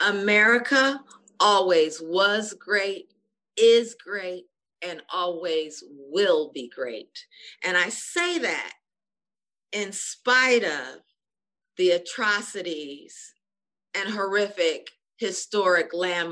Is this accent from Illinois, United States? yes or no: no; Pontiac, Michigan, United States; also born or lived in Detroit, Michigan; I was born in Detroit, and then we moved to Pontiac, 25, 30 miles out.